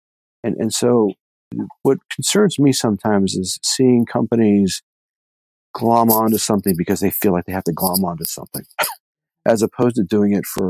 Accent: United States; I grew up on Lake Erie

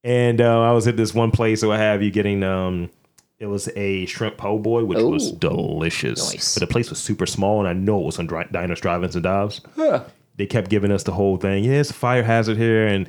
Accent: Baltimore, Maryland, United States; from Baltimore.

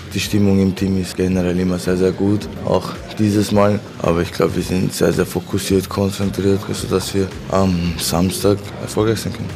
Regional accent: Upper Austria, Austria; 438 einzigartige, großartige und wunderschöne Gemeinden gibt es bei uns in Oberösterreich

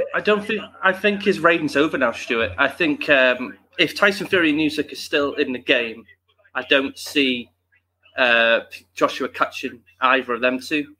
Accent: United Kingdom; we want our Brits

